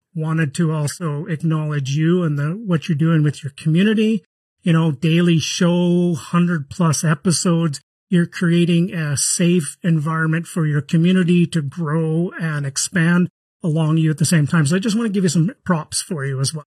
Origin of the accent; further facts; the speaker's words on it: Canada; I'm from Canada